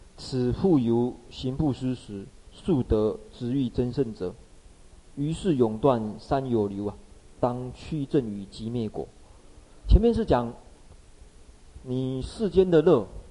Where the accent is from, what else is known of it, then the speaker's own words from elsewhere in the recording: Taiwan; 我们这个台湾人